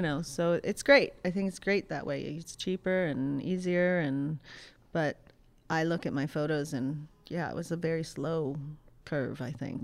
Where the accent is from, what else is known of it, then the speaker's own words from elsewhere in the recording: Pittsburgh, Pennsylvania, United States; moved away as an adult; also born or lived in Rhode Island; I grew up in Pittsburgh, Pennsylvania.